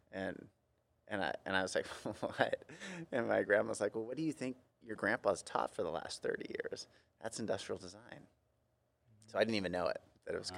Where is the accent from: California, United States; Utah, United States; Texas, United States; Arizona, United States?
California, United States; Central Coast; my family for generations is from California, uh, mostly Southern, but I grew up in Central Coast